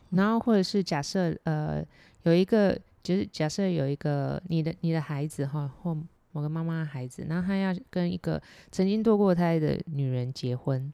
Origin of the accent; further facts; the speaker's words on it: Taiwan; 我们台湾